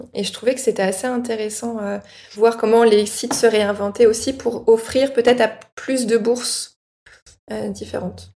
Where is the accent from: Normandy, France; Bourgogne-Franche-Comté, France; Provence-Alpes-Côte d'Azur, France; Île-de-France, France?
Normandy, France; moi, je suis normande